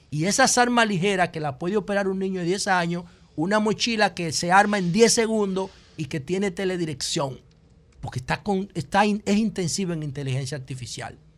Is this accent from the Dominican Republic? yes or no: yes; Dominican Republic; yo sé que mi pueblo está enfermo, aunque no lo entiendan. Aunque no lo entiendan, la comida dominicana tradicional